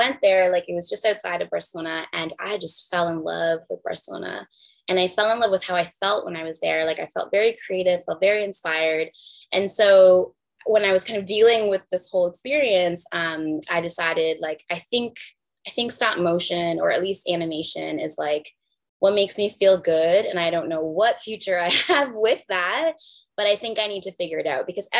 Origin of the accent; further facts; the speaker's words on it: Puerto Rico; moved away; after I moved from Puerto Rico, I was from Niagara.